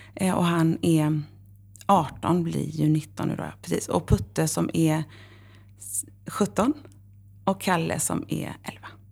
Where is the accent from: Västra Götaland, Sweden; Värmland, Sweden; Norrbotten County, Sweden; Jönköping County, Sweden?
Västra Götaland, Sweden; Horred; moved away; also born or lived in Varberg / Uppsala; Jag är uppvuxen i Horred